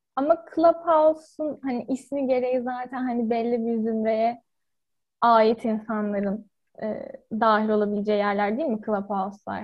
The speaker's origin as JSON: {"language": "Turkish", "region": "Ankara", "country": "Turkey", "tie": "born or raised there", "said": "Ankara'da doğup büyüdüm"}